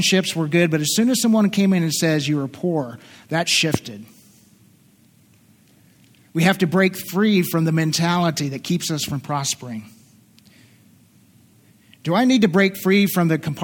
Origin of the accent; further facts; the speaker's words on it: southeastern Kentucky, United States; moved away; I'm from southeastern Kentucky originally. And I slip into my accent once in a while